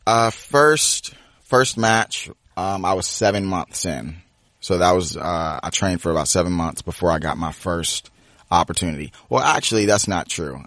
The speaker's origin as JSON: {"language": "English", "town": "Cheverly", "region": "Maryland", "country": "United States", "tie": "born or raised there", "also_born_or_lived": "Washington, D.C. / New Carrollton, Maryland / Lanham, Maryland", "said": "Grew up Cheverly, Maryland, uh, and then went back and forth from D C and, uh, New Carrollton"}